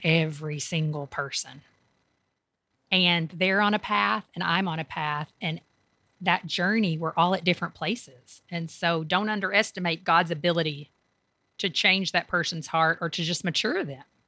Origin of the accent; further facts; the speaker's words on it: Kentucky, United States; moved away as an adult; also born or lived in Tampa, Florida; now in Raleigh, United States; I grew up in Kentucky